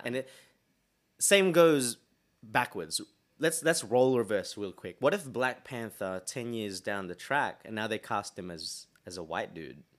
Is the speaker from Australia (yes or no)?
yes; Australia; we grew up here